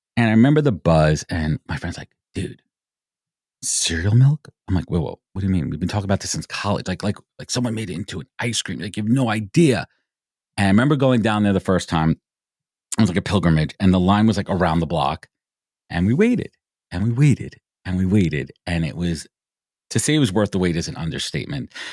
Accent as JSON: {"language": "English", "town": "New York City", "region": "New York", "country": "United States", "tie": "born or raised there", "said": "I grew up in Brooklyn"}